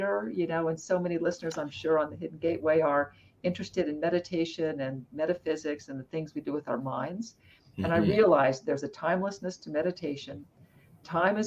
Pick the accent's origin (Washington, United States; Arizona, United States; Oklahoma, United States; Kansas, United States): Arizona, United States; I grew up in Arizona